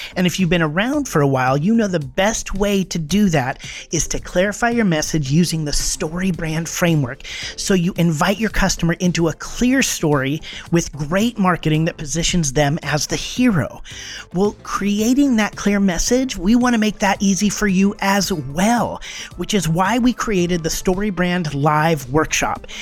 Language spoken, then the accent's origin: English; the Northwest, Pacific Northwest, United States; moved away; I grew up in the Northwest.